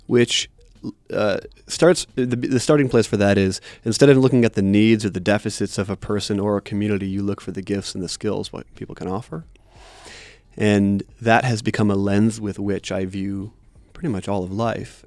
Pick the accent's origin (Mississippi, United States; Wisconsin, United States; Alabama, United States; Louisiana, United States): Wisconsin, United States; moved away; I grew up in Wisconsin